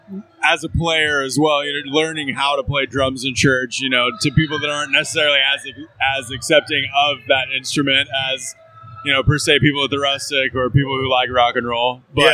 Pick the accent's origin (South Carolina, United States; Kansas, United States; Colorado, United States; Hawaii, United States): Kansas, United States; moved away as an adult; now in Texas, United States; I'm originally a Kansas boy.